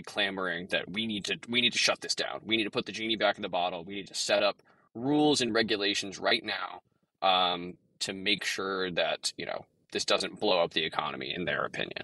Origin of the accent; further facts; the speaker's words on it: Texas, United States; I'm from Texas